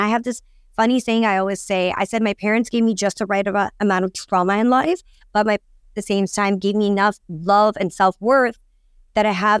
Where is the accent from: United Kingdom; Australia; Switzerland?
United Kingdom; London; so I grew up in London and I lived very close to Vogue House in London, Hanover Square. And honestly, I'm South Asian.